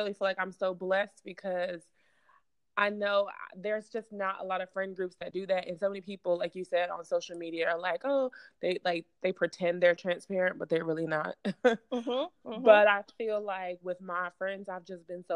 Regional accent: New York City, New York, United States; now in Charlotte, United States; I'm originally from Brooklyn, New York. So I'm a New Yorker.

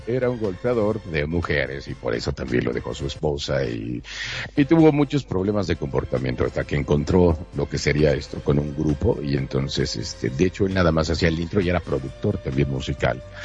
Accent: Monterrey, Nuevo León, Mexico; now in Mexico City, Mexico; soy de Monterrey, Nuevo León, pero transmito desde la Ciudad de México

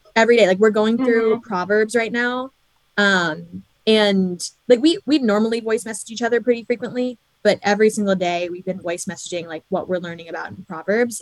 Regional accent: New York, United States; born or raised there

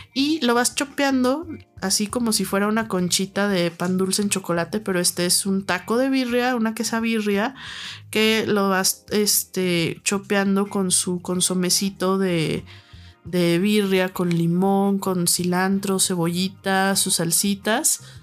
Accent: Guadalajara, Jalisco, Mexico; now in Mexico City, Mexico; soy de Guadalajara

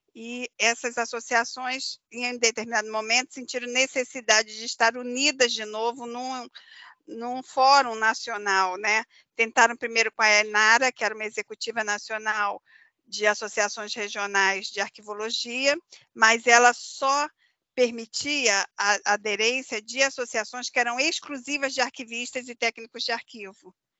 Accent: Rio de Janeiro, Brazil; moved away; eu sou carioca

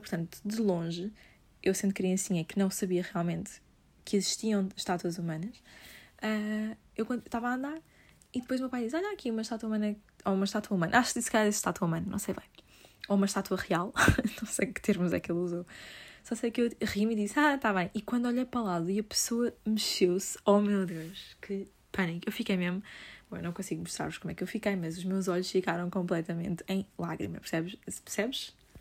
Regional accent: Lisbon, Portugal; sou de Lisboa

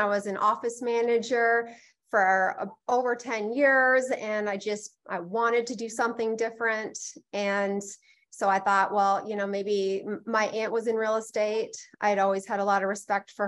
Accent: Bellevue, Washington, United States; also born or lived in Issaquah, Washington; I was born and raised in Bellevue, Washington, which is where my office is located as well

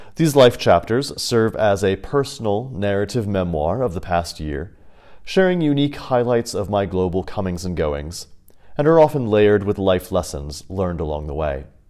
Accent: United States; moved away as an adult; also born or lived in Kansas; growing up in the States, life there felt foreign.

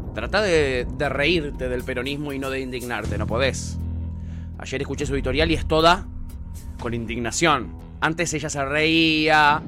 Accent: Buenos Aires, Argentina; cuando era chico en el Parque Chacabuco

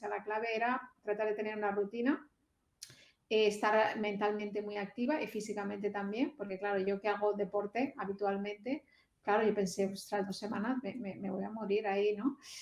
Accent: Barcelona, Catalonia, Spain; moved away as an adult; now in Australia; yo soy de, España, de Barcelona

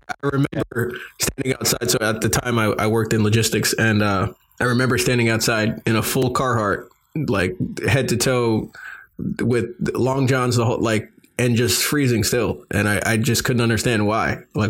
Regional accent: New York, United States; moved away; Originally, I'm from New York. I am a New Yorker, but I could never live back there for that reason.

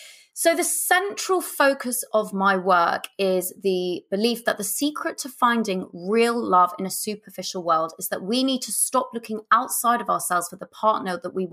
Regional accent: Kingston upon Thames, London, United Kingdom; So growing up, I grew up in Southwest London in a place called Kingston upon Thames.

